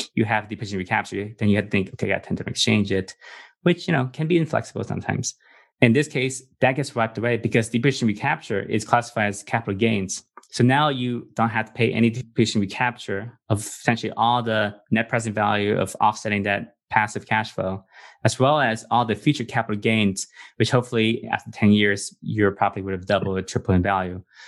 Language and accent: English; Los Angeles, California, United States; also born or lived in refugee camp; I came to America when I was three, and I grew up in Los Angeles, in California